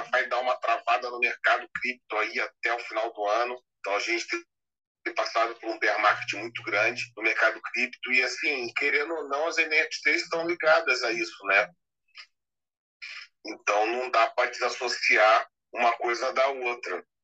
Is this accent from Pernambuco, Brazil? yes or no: no; Rio de Janeiro, Brazil; now in Santa Catarina, Brazil; eu sou carioca, mas eu moro em Santa Catarina